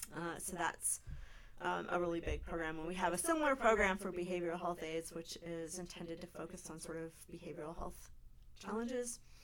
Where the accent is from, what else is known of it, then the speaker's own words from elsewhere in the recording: California, United States; now in Anchorage, United States; I grew up in California